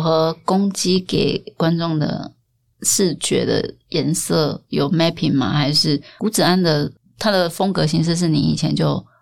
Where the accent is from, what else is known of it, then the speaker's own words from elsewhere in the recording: Taiwan; 我们台湾人生活，台湾人每个人都吃过盐酥鸡